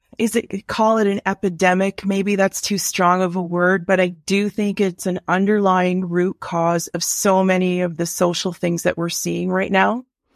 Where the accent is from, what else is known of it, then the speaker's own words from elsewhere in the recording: Ontario, Canada; now in Ottawa, Canada; I grew up in Northern Ontario as a kid, and I think we lived in a 1,200 square foot bungalow for a family of four.